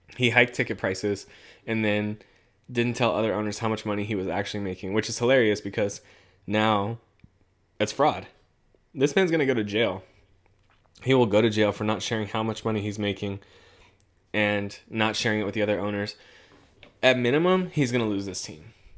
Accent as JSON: {"language": "English", "region": "Southern California", "country": "United States", "moved": "as an adult", "lives_now": "Central California, United States", "said": "I'm from Southern California."}